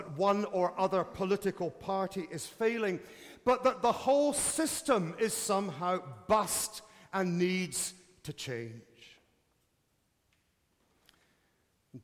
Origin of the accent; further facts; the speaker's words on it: United Kingdom; As a Brit